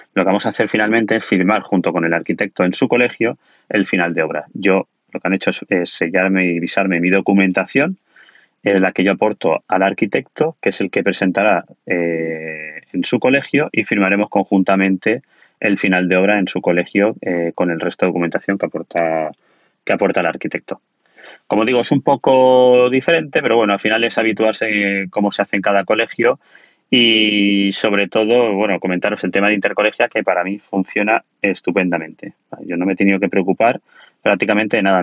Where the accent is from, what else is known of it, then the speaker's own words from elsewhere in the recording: Alicante, Valencian Community, Spain; yo soy de Alicante, de un pueblo de Alicante